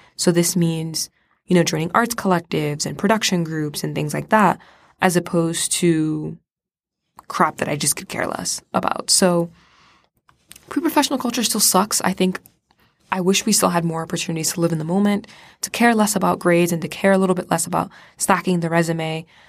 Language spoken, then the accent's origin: English; Florida, United States; I'm from Florida.